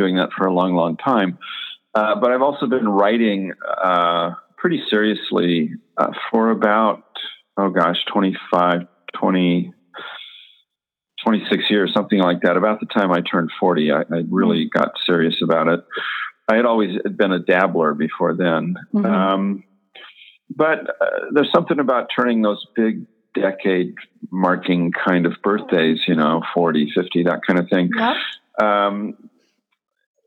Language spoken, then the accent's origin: English; Portland, Oregon, United States; also born or lived in Seattle, Washington; I was born in Seattle, but I've lived in and around Portland since about 1960